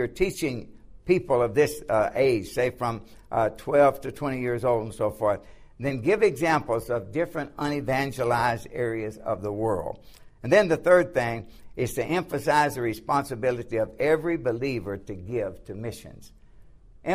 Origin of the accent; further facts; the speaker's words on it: the South, United States; now in Lancaster, United States; when I grew up in the South, the churches were lily white